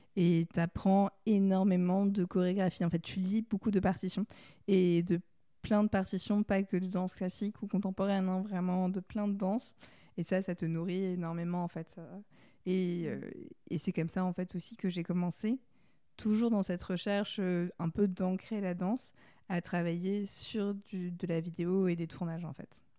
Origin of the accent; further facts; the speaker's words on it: Paris, Île-de-France, France; j'ai grandi j'habite à Paris